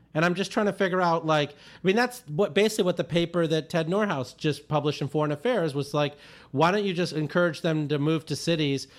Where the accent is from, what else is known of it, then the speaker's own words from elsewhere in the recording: India; I was born in India in one of these towns that didn't have adequate electricity